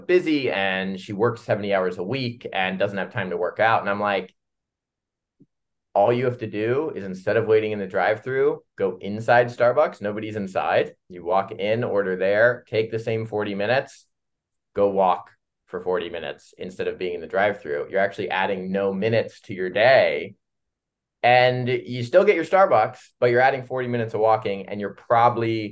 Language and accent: English; Columbus, Ohio, United States; moved away; I'm from Midwest, Columbus, Ohio.